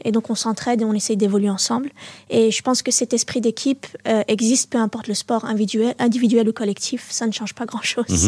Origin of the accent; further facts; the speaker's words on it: Molenbeek-Saint-Jean, Brussels-Capital Region, Belgium; also born or lived in Berchem-Sainte-Agathe; now in Anderlecht, Belgium; je suis née à Berkem-Saint-Agathe, j'ai grandi à Molenbeek ah et là j'habite à Anderlecht